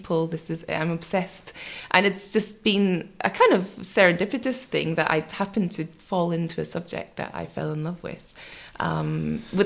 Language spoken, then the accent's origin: English; rural Scotland, United Kingdom; I grew up in Scotland, so I grew up in rural Scotland in a little tiny dairy farm in the countryside